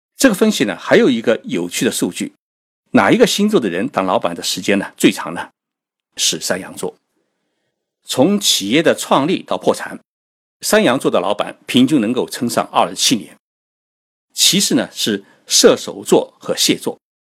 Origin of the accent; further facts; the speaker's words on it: China; now in Tokyo, Japan; 在东京给各位讲述日本故事。我们中国人啊，很喜欢创业